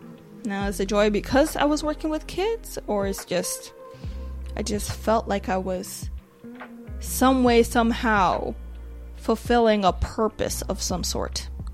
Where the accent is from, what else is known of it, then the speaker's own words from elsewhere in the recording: Nigeria; but I am a Nigerian woman.